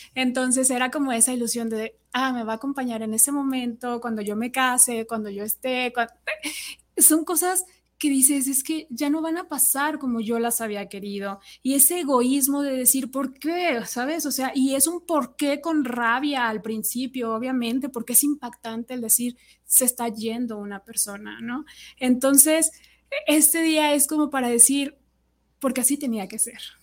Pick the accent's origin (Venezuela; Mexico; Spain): Mexico; nuestra tradición aquí en México